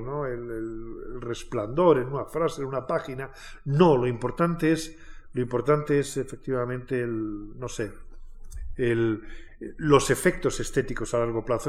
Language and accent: Spanish; Alburquerque, Extremadura, Spain; now in Madrid, Spain; en Alburquerque, en mi pueblo